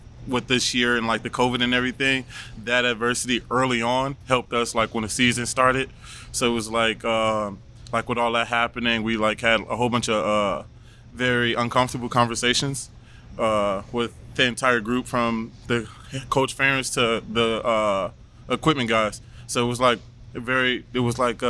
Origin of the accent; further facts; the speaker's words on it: Michigan, United States; I'm from Michigan